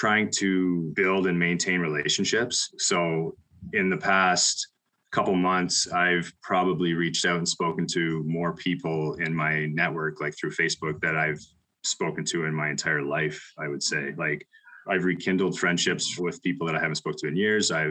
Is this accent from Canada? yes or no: yes; London, Ontario, Canada; also born or lived in Dorchester, Ontario; I am from London, Ontario area. I'm in a small town outside called Dorchester